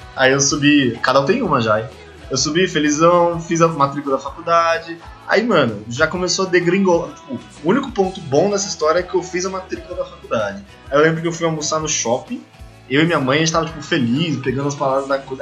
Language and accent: Portuguese; Santos, São Paulo, Brazil; moved away as an adult; eu sou de Santos